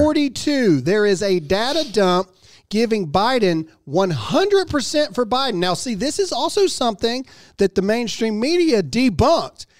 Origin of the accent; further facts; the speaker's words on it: Mississippi, United States; I'm an idiot from Mississippi